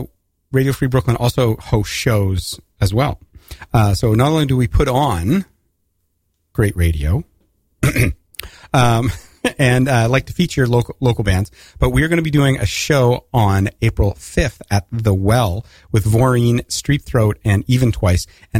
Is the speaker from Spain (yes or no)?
no; Canada; moved away as an adult; now in United States; North of the border, but I've spent the last 25 years south of the border.